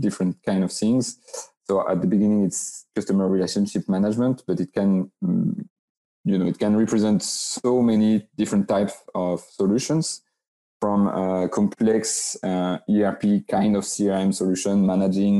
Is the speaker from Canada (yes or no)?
no; France; also born or lived in Biarritz, France; I'm a French guy living in southwest of France, close to Biarritz